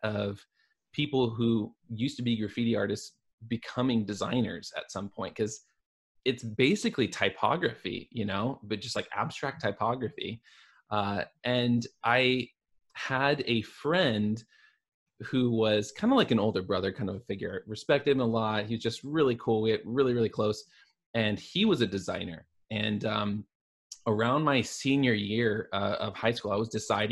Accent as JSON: {"language": "English", "town": "Portland", "region": "Oregon", "country": "United States", "tie": "born or raised there", "said": "I'm from the Portland area. I grew up in Portland, Oregon. I'm one of the few people who's like actually a native."}